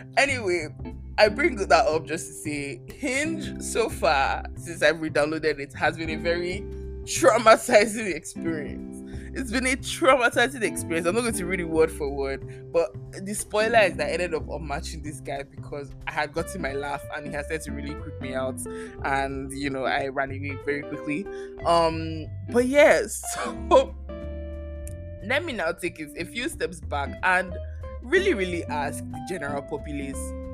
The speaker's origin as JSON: {"language": "English", "country": "Nigeria", "moved": "yes", "lives_now": "Canada", "said": "I'm also Nigerian, I've lived here for X number of years"}